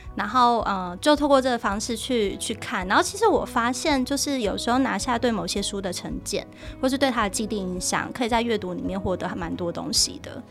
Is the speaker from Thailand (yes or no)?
no; Taichung, Taiwan; moved away; 我是台中人，我回台中的时候，那个高铁大概有一个小时